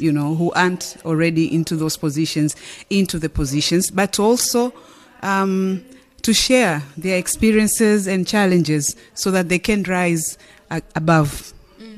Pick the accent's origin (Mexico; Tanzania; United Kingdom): Tanzania; I'm from Tanzania